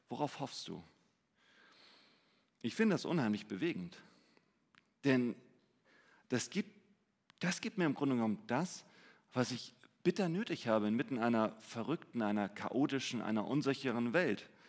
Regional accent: Hamburg, Germany; Ich meine, gerade wir als Hamburger, wir würden sagen, wenn ich mehr Zeit hätte, dann wäre ich glücklich

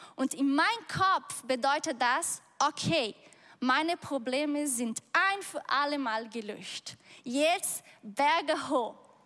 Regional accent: Brazil; German is a second language; moved away; ich bin auf dem Bauerhof aufgewachsen.

